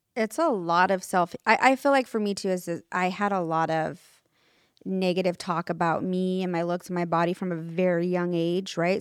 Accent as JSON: {"language": "English", "town": "Sacramento", "region": "California", "country": "United States", "said": "It's funny you said Sacramento right now because that's where I'm from"}